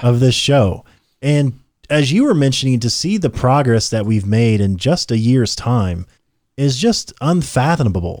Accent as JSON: {"language": "English", "country": "United States", "said": "we're American-made, American-born, American-blood and bred"}